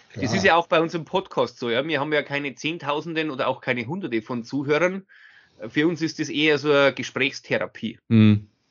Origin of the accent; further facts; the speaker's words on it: Bavaria, Germany; bei uns in Bayern